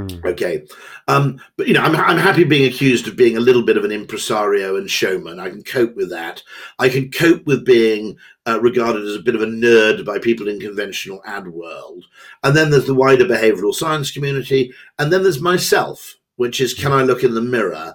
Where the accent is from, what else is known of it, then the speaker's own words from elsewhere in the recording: Wales, United Kingdom; I'm Welsh